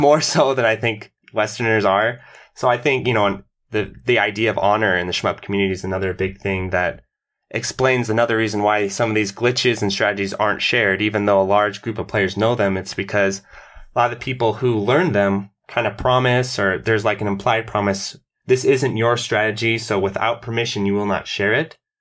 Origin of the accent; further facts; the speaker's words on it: United States; as an American